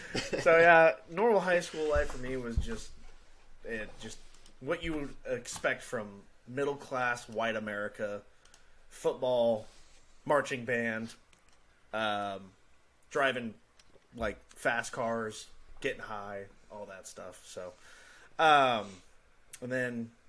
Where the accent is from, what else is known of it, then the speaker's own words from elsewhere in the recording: Kansas, United States; moved away as an adult; I grew up in small town Kansas. Little good old boy on the farm